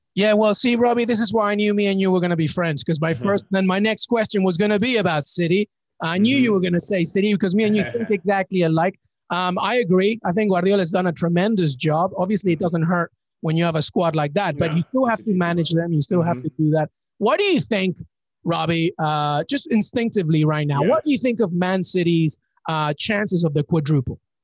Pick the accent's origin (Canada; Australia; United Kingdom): United Kingdom; England; I grew up in England